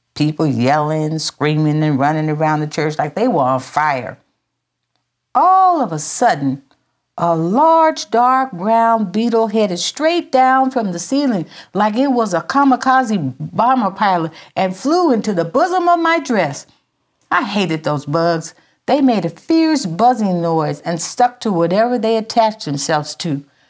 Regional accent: Minden, Louisiana, United States; also born or lived in San Francisco; when we moved from San Francisco to Louisiana when I was five years old, we moved to Minden, Louisiana

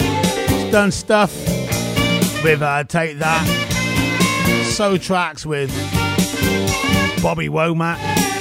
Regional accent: Melksham, South West England, United Kingdom; All these tunes remind me of growing up in Melksham.

